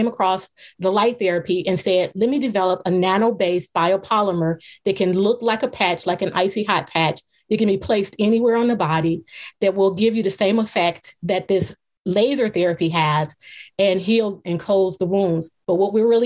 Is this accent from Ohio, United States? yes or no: yes; Cleveland, Ohio, United States; I am from Cleveland, Ohio